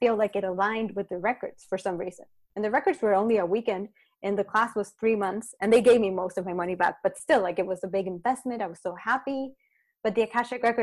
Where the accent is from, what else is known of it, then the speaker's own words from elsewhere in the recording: Chile; in Chile, cause I'm from Chile.